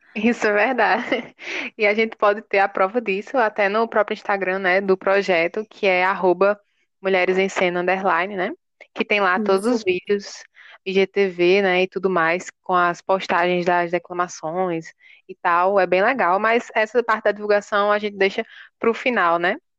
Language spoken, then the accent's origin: Portuguese; João Pessoa, Paraíba, Brazil; eu nasci em João Pessoa, né? Sou totalmente urbanizada